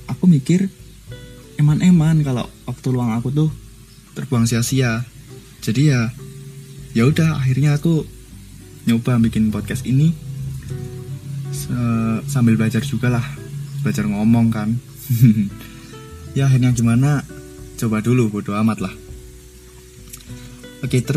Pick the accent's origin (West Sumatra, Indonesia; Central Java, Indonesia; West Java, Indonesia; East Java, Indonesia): Central Java, Indonesia; Surakarta; born there; dan aku lahir di Solo.